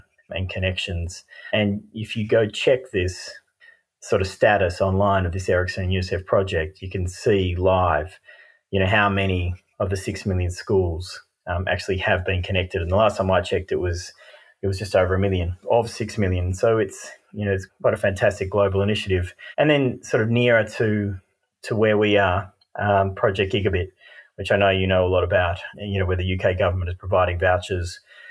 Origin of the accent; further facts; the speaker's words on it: Australia; accent: Australian; moved away as an adult; also born or lived in Sweden; now in United Kingdom; I'm Australian and left Australia probably 6-7 years ago